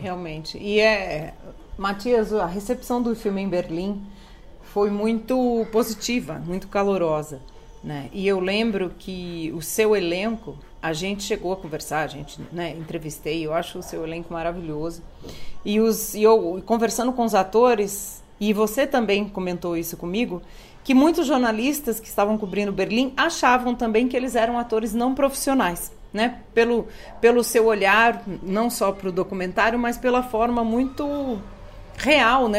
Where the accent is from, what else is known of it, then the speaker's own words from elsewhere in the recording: São Paulo, Brazil; Porque nós somos aqui realmente três paulistas, né? Eu paulistana